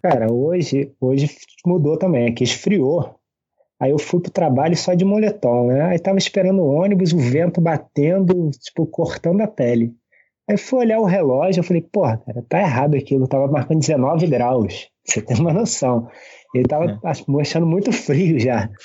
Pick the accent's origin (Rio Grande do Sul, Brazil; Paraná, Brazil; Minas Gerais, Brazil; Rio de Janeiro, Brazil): Rio de Janeiro, Brazil; Saquarema; moved away as an adult; now in Niterói, Brazil; eu sou da cidade de Saquarema, né? É no, no interior do estado do Rio, é cidade de praia, né? eu sempre fui na praia, diz minha mãe que eu quase nasci na praia